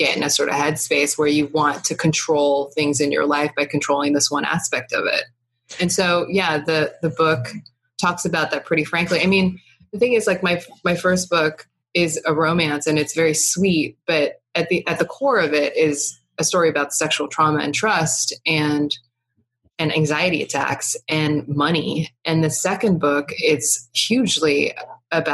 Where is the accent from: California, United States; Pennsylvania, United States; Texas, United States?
Texas, United States; now in New York City, United States; I'm from Texas